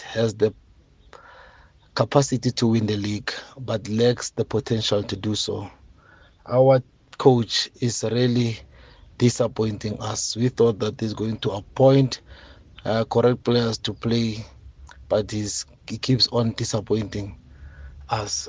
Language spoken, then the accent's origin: English; Pretoria, Gauteng, South Africa; I'm from Pretoria, uh, born Gondebele